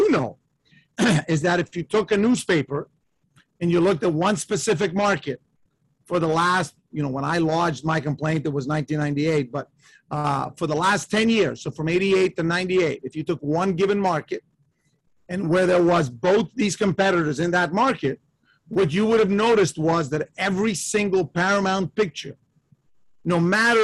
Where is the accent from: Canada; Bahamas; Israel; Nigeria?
Canada; I'm the son of Italian immigrants. I was born in Canada, and I'm an only child